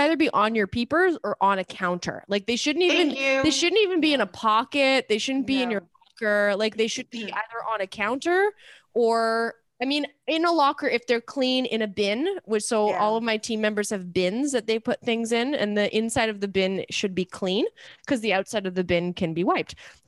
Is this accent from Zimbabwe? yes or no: no; Canada; I'm Canadian, so I'm allowed to ask these questions.